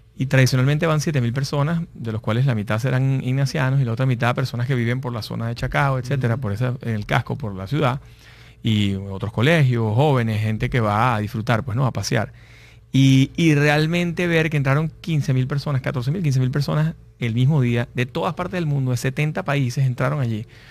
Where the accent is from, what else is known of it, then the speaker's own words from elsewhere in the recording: Venezuela; los que somos venezolanos